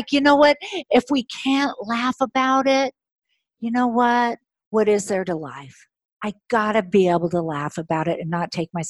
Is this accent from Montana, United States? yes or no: no; California, United States; I'm in Northern California. I'm from Orange County.